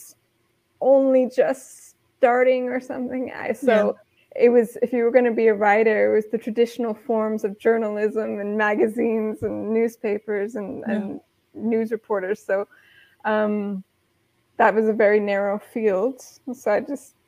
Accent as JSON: {"language": "English", "region": "Midwest", "country": "United States", "tie": "born or raised there", "moved": "as an adult", "lives_now": "Europe", "said": "I grew up in the Midwest"}